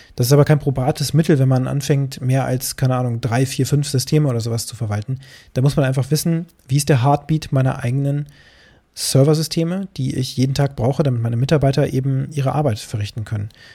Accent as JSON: {"language": "German", "region": "Harz", "country": "Germany", "said": "bei uns im Harz"}